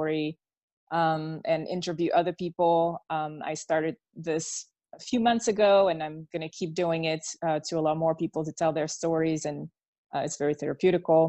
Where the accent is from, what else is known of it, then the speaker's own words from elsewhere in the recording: Belgium; first language French; English is a second language; moved away; I was born and raised in Belgium